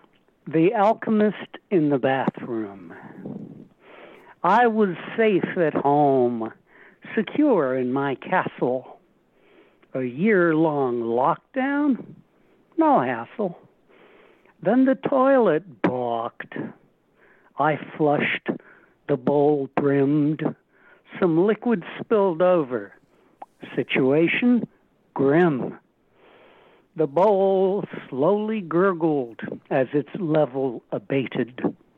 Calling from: Cambridge, Massachusetts, United States; Cambridge, Mass.

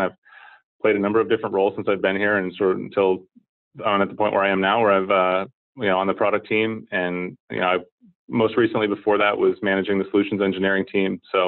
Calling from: San Francisco, California, United States; Just downtown in the financial district in San Francisco here at our offices.

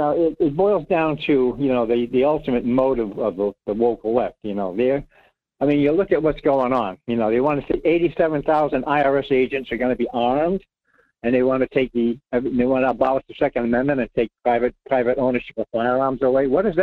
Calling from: Rhode Island, United States; It's your friend, Rhode Island.

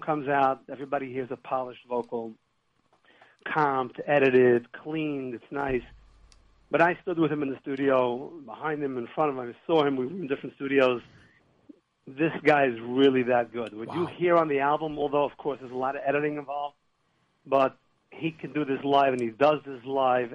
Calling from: Lakewood, New Jersey, United States; I'm calling from Lakewood

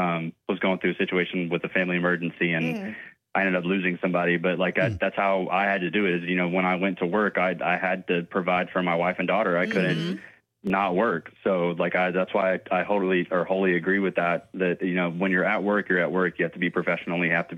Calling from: Somerville, United States

